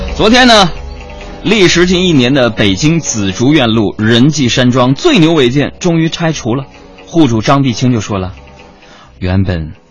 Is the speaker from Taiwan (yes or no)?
no; Northeast China, China; 作为一个东北人